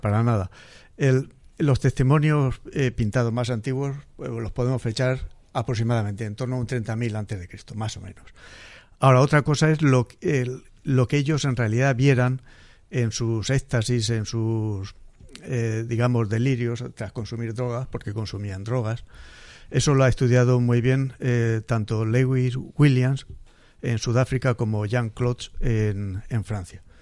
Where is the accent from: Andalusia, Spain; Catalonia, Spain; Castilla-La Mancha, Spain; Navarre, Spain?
Castilla-La Mancha, Spain; moved away as an adult; now in Murcia, Spain; Yo soy manchego y como dicen en mi tierra vine aquí a Murcia